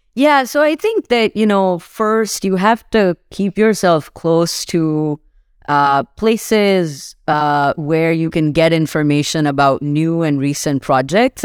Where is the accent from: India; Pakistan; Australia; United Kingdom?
Pakistan; moved away as an adult; now in Seattle, United States; I grew up in Pakistan